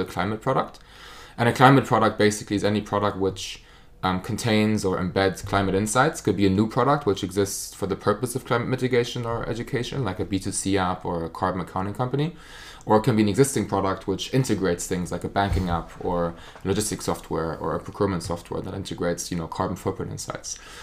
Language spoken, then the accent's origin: English; Germany; accent: German; English is a second language; moved away as an adult; now in United Kingdom; So, I'm from Germany, as you can probably tell from my accent.